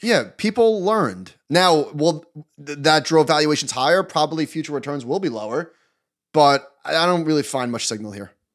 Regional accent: New York, United States; I'm a New Yorker

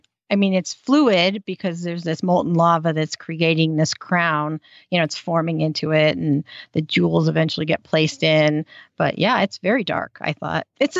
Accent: United States; accent: American; because I'm American.

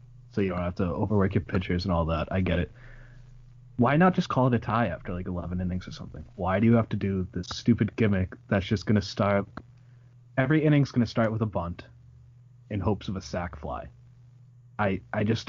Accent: Haverhill, Massachusetts, United States; moved away; I'm from Haverhill, which is like 20 minutes away from Lowell

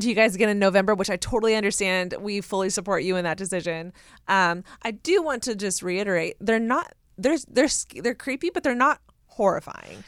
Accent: Southern California, United States; I'm from Southern California.

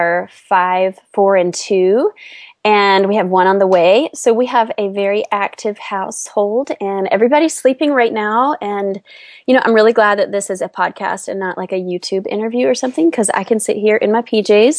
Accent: North Carolina, United States; moved away as an adult; also born or lived in Washington, District of Columbia, United States; I grew up in a sweet small town in North Carolina

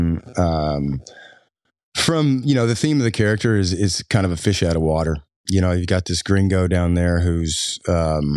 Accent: Floyd County, Eastern Kentucky, United States; accent: twangy; I grew up in Eastern Kentucky, so I've got a pretty twangy accent.

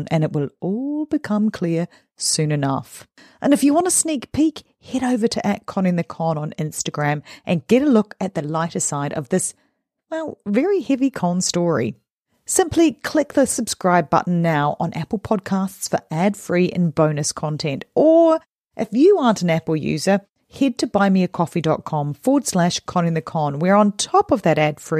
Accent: New Zealand; I am a Kiwi.

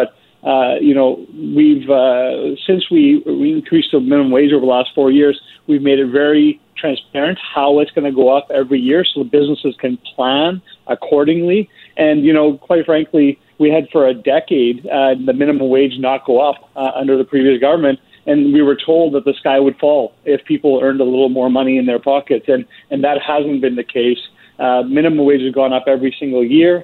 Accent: British Columbia, Canada; as British Columbians

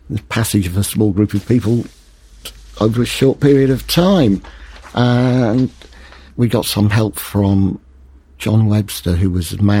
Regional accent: Leeds, Yorkshire and the Humber, United Kingdom; moved away; I'm from Leeds.

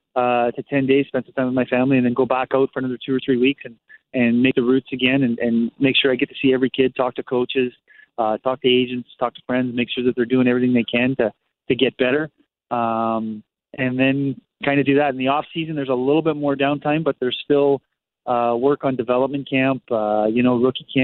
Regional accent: Canada; moved away as an adult; also born or lived in Germany; now in Costa Mesa, United States; I'm Canadian

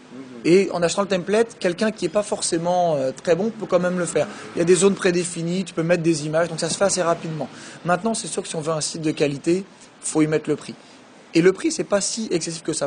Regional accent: France; born or raised there; moved away as an adult; also born or lived in Quebec City, Canada; now in Paris, France

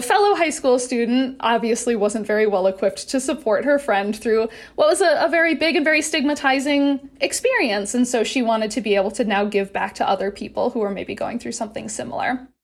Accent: Wisconsin, United States; now in Utah, United States; I'm from Wisconsin originally

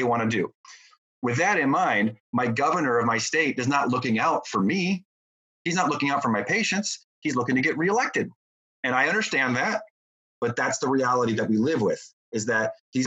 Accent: United States; as an American

